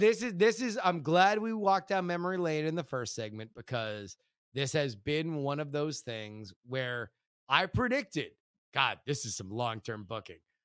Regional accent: Florida, United States; we're from Florida

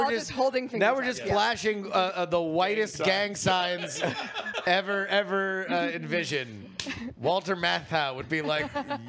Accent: United Kingdom; Mostly because I'm British.

